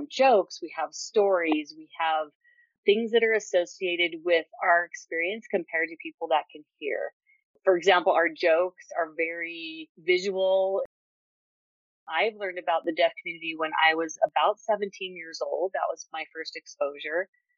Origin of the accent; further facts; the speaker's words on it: Utah, United States; I was born in Utah, raised in Utah, born deaf.